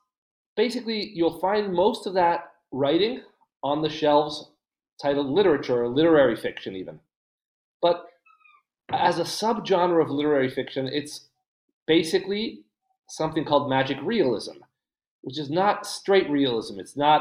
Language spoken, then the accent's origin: English; Buenos Aires, Argentina; I'm from Buenos Aires. I'm currently in Buenos Aires. I live in Buenos Aires.